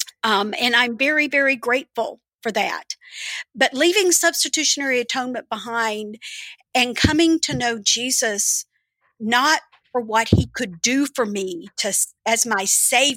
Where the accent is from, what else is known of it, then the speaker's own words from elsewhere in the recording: the South, United States; also born or lived in Birmingham; now in Nashville, United States; growing up in the South